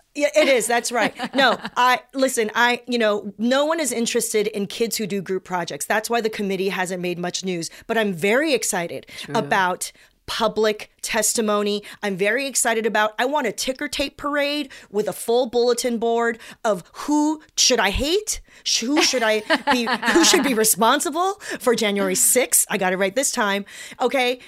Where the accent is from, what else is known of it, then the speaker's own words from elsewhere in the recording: South Bay, California, United States; I grew up in the South Bay with preppy suburbanites